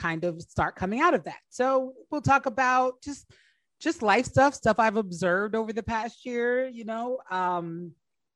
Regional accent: New Jersey, United States; moved away as an adult; also born or lived in Washington, D.C.; I grew up in New Jersey, but I went to Howard and was living in DC when I started comedy.

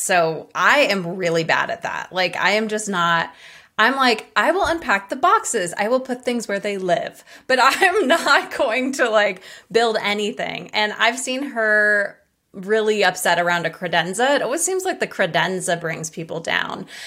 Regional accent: Hawaii, United States; I'm from Hawaii

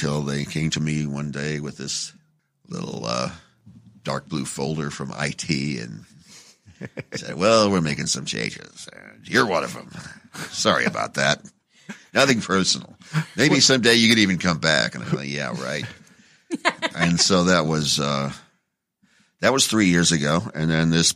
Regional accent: Phoenix, Arizona, United States; also born or lived in Las Vegas; now in Los Angeles, United States; I went back to my hometown of Phoenix for a few years

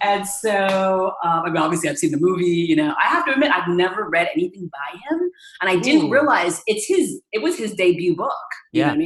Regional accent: Danvers, Massachusetts, United States; I grew up on the North Shore of Boston in a town called Danvers.

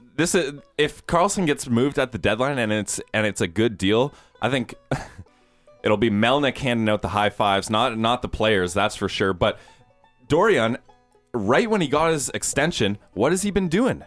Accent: Guelph, Ontario, Canada; I'm from Guelph

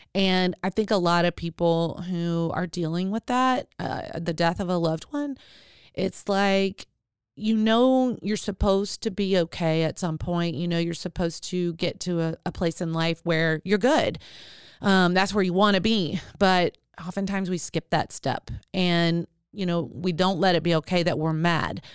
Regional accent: Arkadelphia, Arkansas, United States; I was born in Arkansas, Arkadelphia, Arkansas.

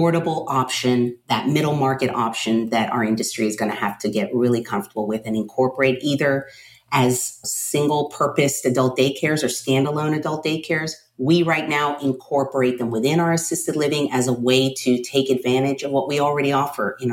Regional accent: Miami, Florida, United States; moved away; I am originally from Miami

